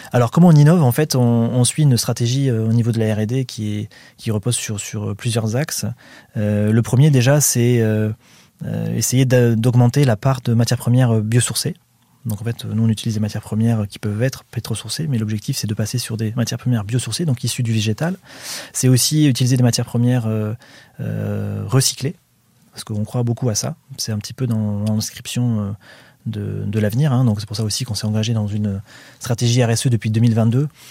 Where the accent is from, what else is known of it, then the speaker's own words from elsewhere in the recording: Saint-Jean-d'Illac, Nouvelle-Aquitaine, France; je suis originaire de Saint-Jean-d'Iac